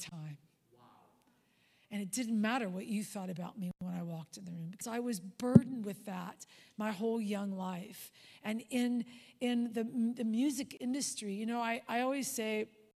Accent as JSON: {"language": "English", "region": "Southern California", "country": "United States", "tie": "born or raised there", "said": "I was born and raised in Southern California"}